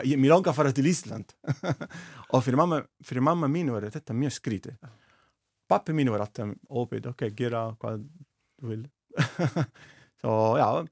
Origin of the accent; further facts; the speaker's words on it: Naples, Campania, Italy; Icelandic is a second language; moved away as an adult; now in Iceland; ég er frá Napoli